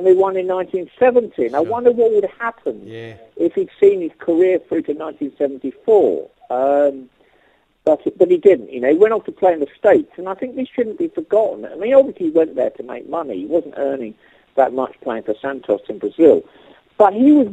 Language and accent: English; North Surrey, South East England, United Kingdom; I grew up in a middle-class family in North Surrey